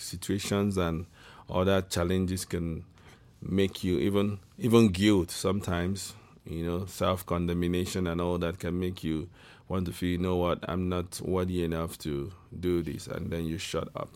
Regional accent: Igbo, Igboland, Nigeria; I'm from the Igbo tribe in West Africa, Nigeria.

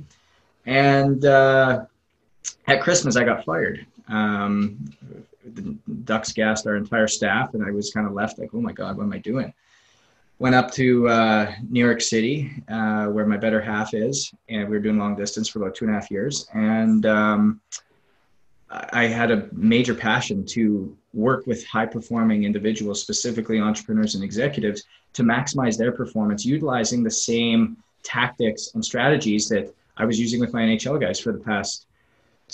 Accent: Northwest Canada, Canada; moved away as an adult; also born or lived in Southwest Florida; now in Florida, United States; it's a long road from Northwest Canada down to Southwest Florida, where I currently am

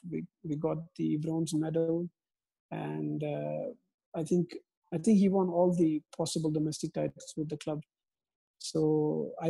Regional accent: India; it's from my home country india

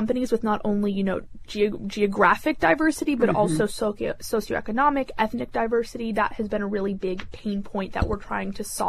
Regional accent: Buffalo, New York, United States; But, you know, I grew up in Buffalo, New York

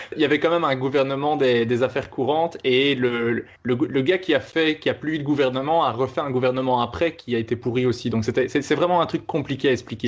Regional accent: Belgium; also born or lived in Netherlands; Je suis belge, mais je, donne cours de, néerlandais

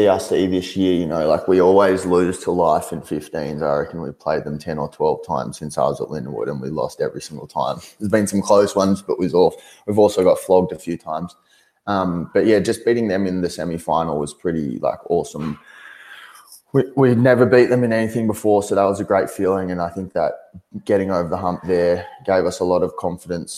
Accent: Canberra, Australian Capital Territory, Australia; also born or lived in Philippines / Laos; now in New Orleans, United States; But Canberra was good. I started playing footy there when I was about 12

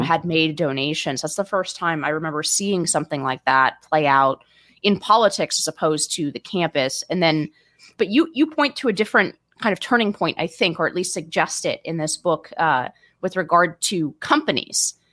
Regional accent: California, United States; I'm a Californian

